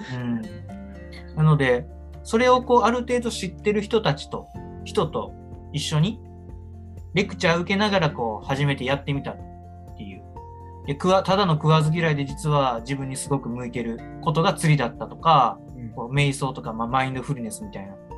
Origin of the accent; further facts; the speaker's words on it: Kochi, Japan; moved away; 僕、高知ですし、